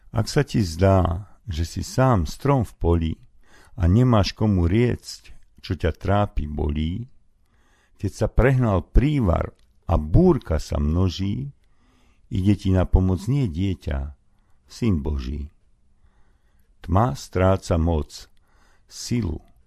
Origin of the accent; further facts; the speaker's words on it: Hrnčiarska Ves, Banská Bystrica Region, Slovakia; sa narodila v mojej rodnej dedinke Pondelok, dnes Hrnčiarská ves pri Rimavskej sobote